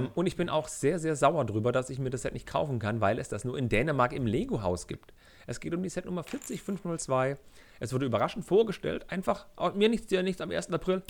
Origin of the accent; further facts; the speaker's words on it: Germany; ich als Deutscher